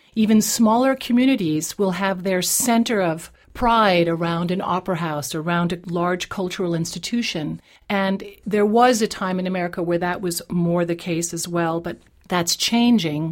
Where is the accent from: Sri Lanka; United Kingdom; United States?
United States; New England; first language English; also born or lived in Europe; now in Vienna, Austria; raised in New England